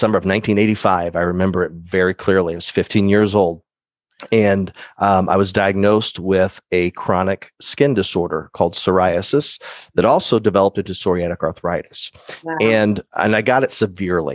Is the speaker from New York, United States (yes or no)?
no; Decatur, Illinois, United States; I'm born and raised in Decatur, Illinois, Central Illinois area.